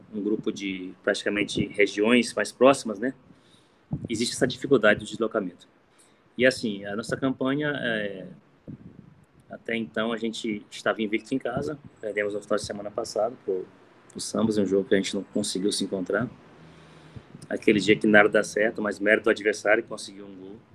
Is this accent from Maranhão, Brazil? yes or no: yes; Imperatriz, Maranhão, Brazil; also born or lived in Marabá; É, sou natural de Marabá, Pará, mas toda a minha, minha criação foi Imperatriz do Maranhão.